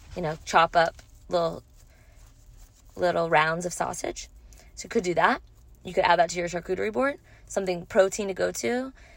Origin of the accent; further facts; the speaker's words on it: Louisiana, United States; moved away; I'm from Louisiana, and so going home, um, going to see my parents and family